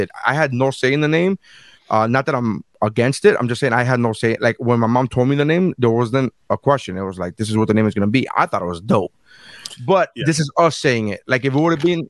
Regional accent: Nicaragua; moved away; we're from Nicaragua

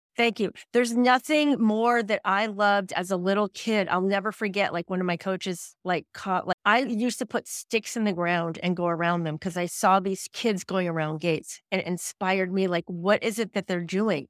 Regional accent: New England, United States; also born or lived in Vermont / Colorado; I'm from, actually, I'm from New England

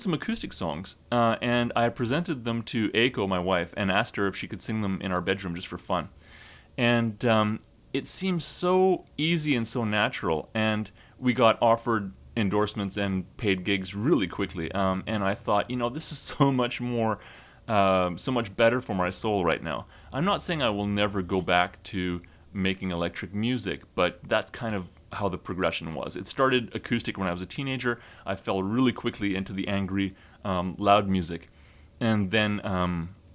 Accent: Western Canada, Canada; born or raised there; moved away as an adult; also born or lived in British Columbia; now in Japan

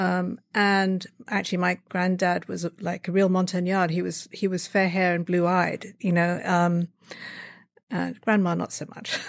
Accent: Brighton, South East England, United Kingdom; moved away; I was born in Brighton in, uh, Sussex, England, which is a seaside town.

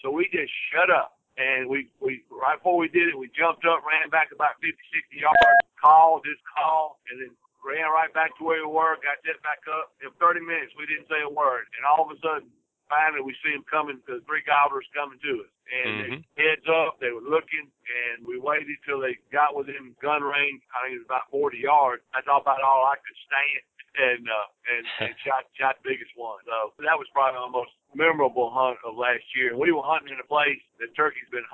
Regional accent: Mississippi, United States; we're from Mississippi.

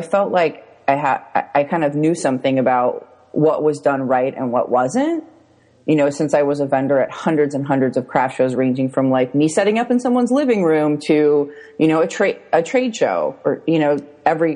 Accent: Orange County, California, United States; also born or lived in San Francisco / Los Angeles; I grew up in Orange County and then I moved to San Francisco and then I moved to LA and Hollywood and then I moved back to Orange County.

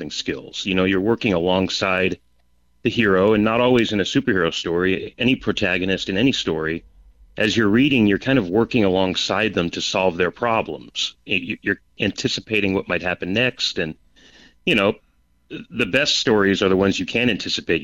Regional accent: Peoria, Arizona, United States; also born or lived in California; So I grew up in Peoria, which is near Phoenix, and moved to California for college and career

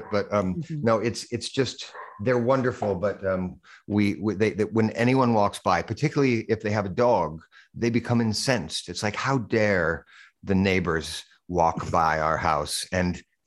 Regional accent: Boise, Idaho, United States; moved away as an adult; also born or lived in New York City; I grew up in Idaho, not that far from Vancouver

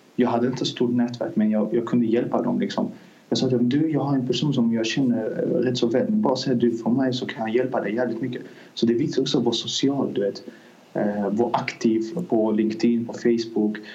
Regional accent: Azerbaijan; Swedish is a second language; now in Sweden; Jag är från Azerbajdzjan. Vi kom till Sverige 2008 som flyktingar

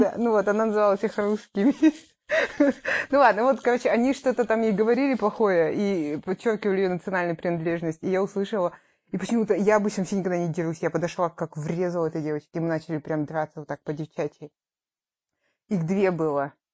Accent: Kazakhstan; moved away as an adult; also born or lived in Italy / Astana; now in Australia; мы вернулись в Казахстан

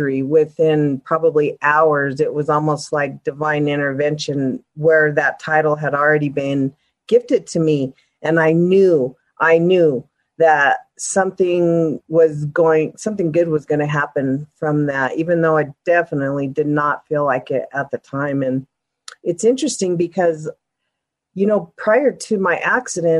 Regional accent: Denver, Colorado, United States; born and raised in Denver

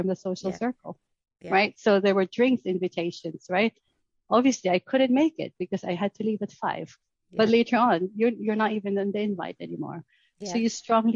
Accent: Philippines; moved away as an adult; now in Surrey, United Kingdom; I was originally from the Philippines, so I moved here to do my MBA.

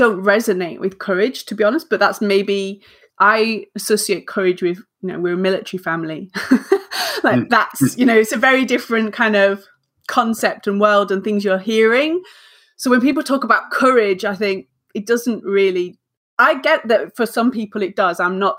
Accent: the north of England, United Kingdom; I'm a northern, I'm an English northerner.

